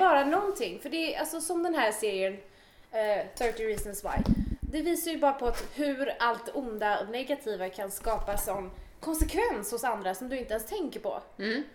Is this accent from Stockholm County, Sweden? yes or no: yes; Åkersberga, Stockholm County, Sweden; jag är också född och uppväxt i Åkersberga